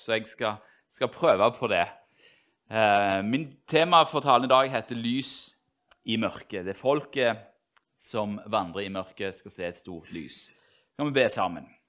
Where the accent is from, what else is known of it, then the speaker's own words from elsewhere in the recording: Norway; de som er oppvokst i Norge, i hvert fall sånne som meg